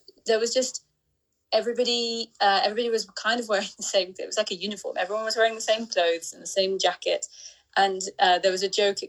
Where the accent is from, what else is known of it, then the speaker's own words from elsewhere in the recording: Cambridge, East of England, United Kingdom; I grew up in Cambridge